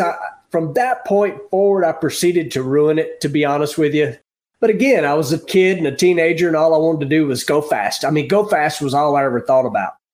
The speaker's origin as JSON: {"language": "English", "region": "Tennessee", "country": "United States", "tie": "born or raised there", "said": "I'm a Tennessee boy, have been my whole life"}